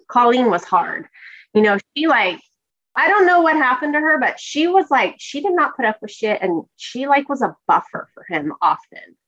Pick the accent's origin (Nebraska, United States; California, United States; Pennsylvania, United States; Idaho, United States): California, United States; growing up in California, it's fairly diverse, and I grew up in a diverse town